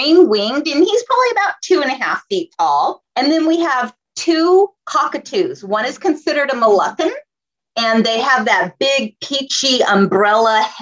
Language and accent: English; La Habra Heights, California, United States; I was raised in La Habra Heights. It's a very rural area here in Southern California.